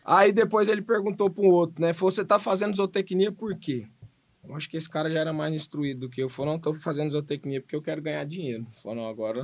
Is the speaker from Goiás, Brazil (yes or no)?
yes; Goiânia, Goiás, Brazil; eu sou de Goiânia, né, nasci em Goiânia, fui criado em Goiânia, estudei em Goiânia